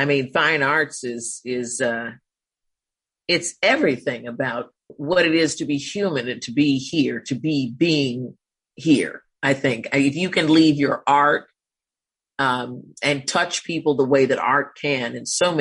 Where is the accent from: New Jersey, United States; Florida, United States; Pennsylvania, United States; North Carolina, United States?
North Carolina, United States; Winston-Salem; moved away as an adult; also born or lived in Atlanta / New York City / Los Angeles; I'm from Winston-Salem, North Carolina